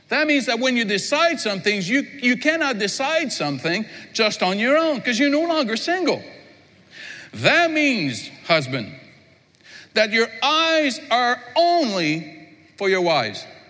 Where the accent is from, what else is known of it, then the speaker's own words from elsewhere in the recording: Quebec, Canada; I'm from Quebec